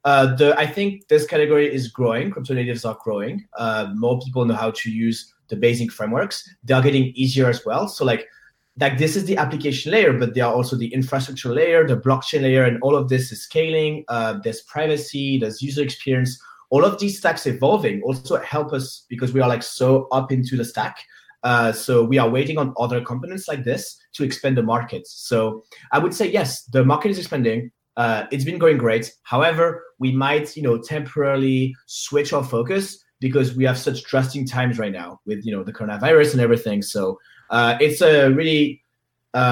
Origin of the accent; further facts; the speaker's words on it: Paris, Île-de-France, France; I am from Paris